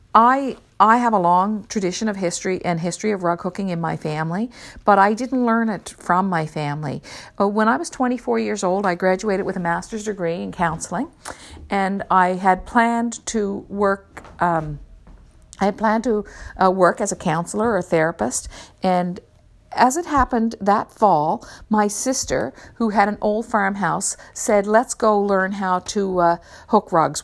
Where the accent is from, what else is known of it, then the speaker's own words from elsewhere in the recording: Newfoundland and Labrador, Canada; I grew up in Newfoundland myself